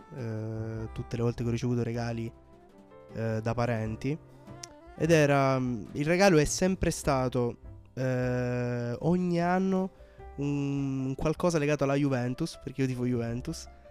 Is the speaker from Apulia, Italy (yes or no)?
yes; Brindisi, Apulia, Italy; sono pugliese, di Brindisi